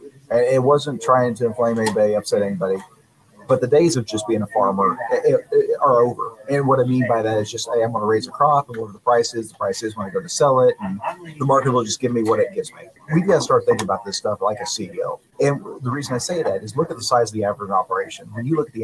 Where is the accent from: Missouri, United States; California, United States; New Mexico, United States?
Missouri, United States; Northwest; I grew up with this in Northwest Missouri.